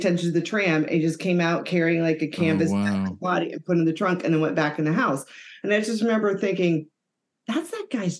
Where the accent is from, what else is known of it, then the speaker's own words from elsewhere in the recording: Pittsburgh, Pennsylvania, United States; I'm from Pittsburgh, so we have a lot of hills